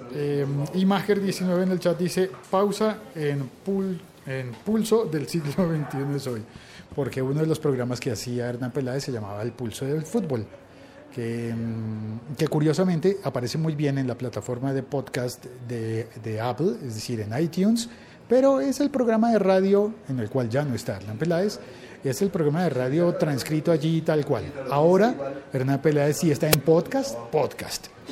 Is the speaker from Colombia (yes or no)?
yes; Colombia